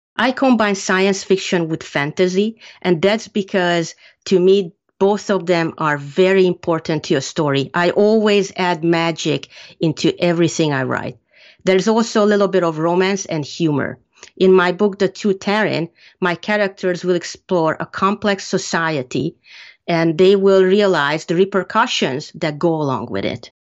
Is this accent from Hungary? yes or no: yes; Hungary; moved away; I grew up in Hungary